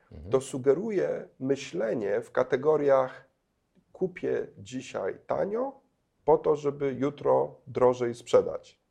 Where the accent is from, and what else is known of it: Poland; also born or lived in Kenya (half Kenyan ancestry)